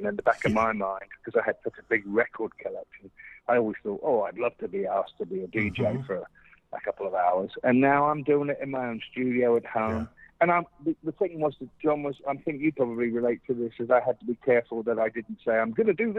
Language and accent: English; England, United Kingdom; And so as a child growing up in England, I was always enamored by the radio stations